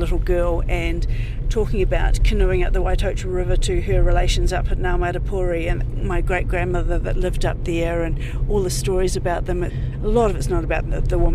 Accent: Marton, Manawatū-Whanganui, New Zealand; where I grew up in Marton

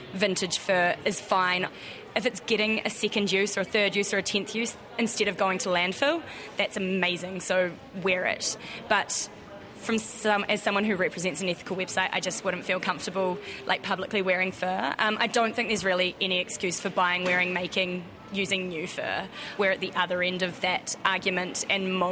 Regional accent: New Zealand; now in Australia; being a New Zealander who lives in Australia

